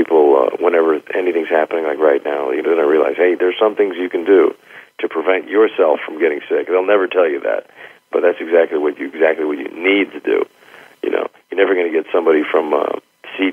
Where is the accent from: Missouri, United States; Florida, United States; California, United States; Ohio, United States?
California, United States; San Francisco; I'm from San Francisco